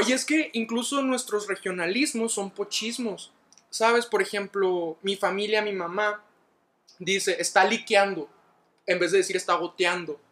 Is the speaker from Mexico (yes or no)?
yes; Ciudad Juárez, Chihuahua, Mexico; accent: northern; moved away as an adult; now in Mexico City, Mexico; soy de Ciudad Juárez, Chihuahua